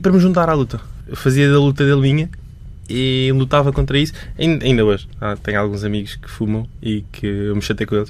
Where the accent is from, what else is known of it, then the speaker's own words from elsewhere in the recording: Portalegre, Alentejo, Portugal; Nasci e cresci em Porto Alegre, que é uma cidade muito pequenina